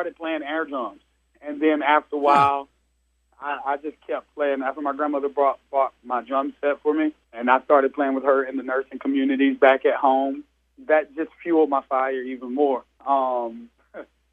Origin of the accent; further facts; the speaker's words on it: Georgia, United States; I'm from Georgia